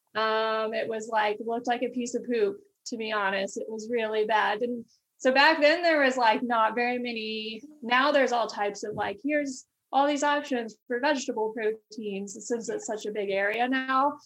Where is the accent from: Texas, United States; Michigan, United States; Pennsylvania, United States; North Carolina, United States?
Texas, United States; Amarillo; I'm originally from Amarillo, Texas. It's in um, West Texas and a small city um, and uh, so just was born and raised there